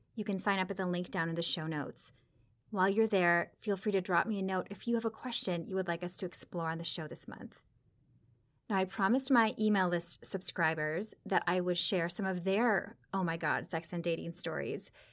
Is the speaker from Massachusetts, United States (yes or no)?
no; Minnesota, United States; I grew up in the Midwest too, about a state over in Minnesota